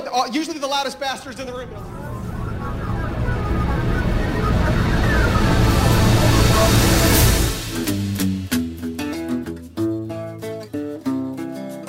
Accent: New York City, New York, United States; I'm from New York City.

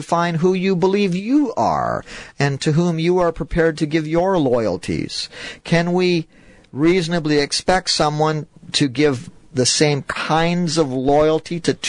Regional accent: Canada; but I'm still a Canadian citizen, you know, and if there's any trouble, the government of Canada better spring to my assistance

